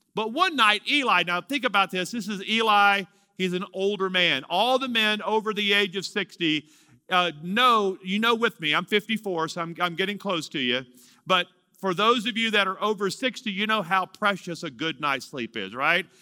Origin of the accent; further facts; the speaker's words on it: Louisiana, United States; moved away as an adult; also born or lived in Amarillo, Texas; I'm from Louisiana.